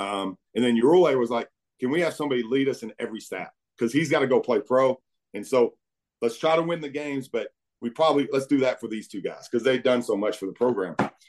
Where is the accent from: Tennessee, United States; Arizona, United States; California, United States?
Tennessee, United States; now in Valparaiso, United States; I'm from Tennessee. So, it gave me a good reason to go home every once in a while.